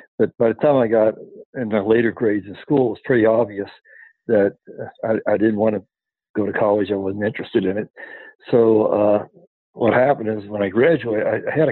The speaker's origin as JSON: {"language": "English", "town": "Cincinnati", "region": "Ohio", "country": "United States", "tie": "born or raised there", "moved": "yes", "said": "I was born and raised in Cincinnati, Ohio"}